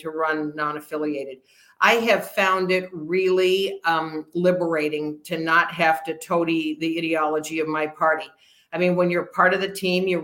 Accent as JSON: {"language": "English", "town": "Redmond", "region": "Oregon", "country": "United States", "tie": "born or raised there", "also_born_or_lived": "Bend, Oregon", "said": "I grew up in Redmond. I was born in Bend because there was no hospital"}